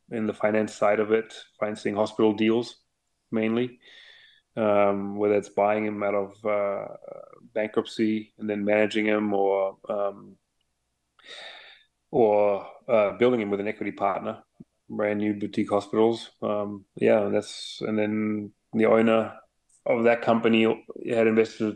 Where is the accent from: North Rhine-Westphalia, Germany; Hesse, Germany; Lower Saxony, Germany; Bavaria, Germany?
Bavaria, Germany; Munich; moved away as an adult; now in United States; I was born and raised in Munich in Germany.